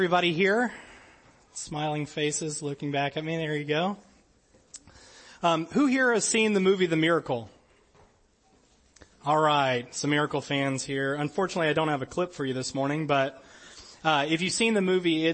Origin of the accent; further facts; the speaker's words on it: New Orleans, Louisiana, United States; I'm from New Orleans, Louisiana